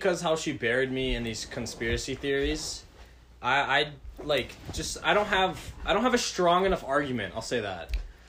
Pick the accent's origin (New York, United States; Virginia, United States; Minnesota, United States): Minnesota, United States; Roseville; I'm 16. I'm from Roseville.